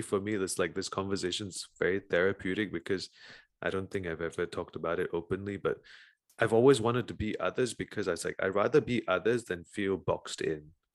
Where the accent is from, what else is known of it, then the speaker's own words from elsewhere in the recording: Malaysia; now in North Carolina, United States; all my family was born in Malaysia, you know, grew up in Malaysia, um, we were raised Malaysians